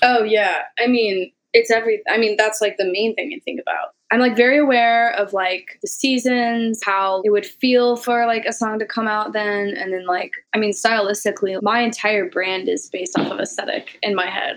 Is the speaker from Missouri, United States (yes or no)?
yes; Missouri, United States; moved away; coming from Missouri, literally living in a trailer park